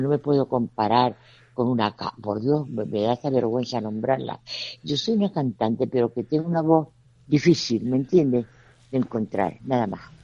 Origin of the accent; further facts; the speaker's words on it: Canary Islands, Spain; lo que somos somos canarios